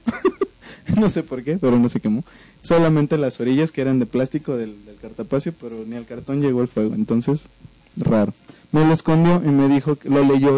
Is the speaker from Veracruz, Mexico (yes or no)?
yes; Veracruz, Mexico; soy veracruzano, así hablamos allá